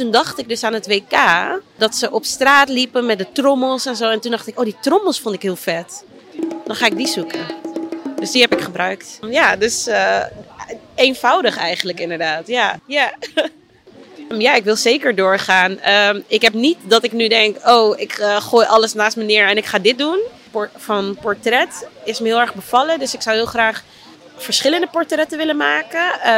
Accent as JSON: {"language": "Dutch", "town": "Amsterdam", "region": "North Holland", "country": "Netherlands", "tie": "born or raised there", "said": "Maar ik ben een geboren en getogen Amsterdammer, eigenlijk uit, eh, ja, eigenlijk uit Oost en eh, eh, opgegroeid in Noord."}